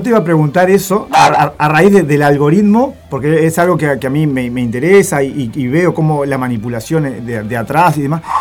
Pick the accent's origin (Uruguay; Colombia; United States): Uruguay; Juan Lacaze, Colonia; Soy de Juan casa y en Colonia